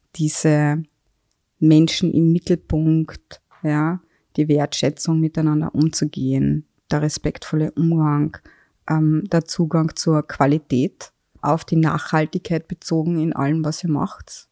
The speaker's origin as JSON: {"language": "German", "region": "Carinthia", "country": "Austria", "moved": "yes", "lives_now": "Vienna, Austria", "said": "muss ich jetzt als Kärntnerin"}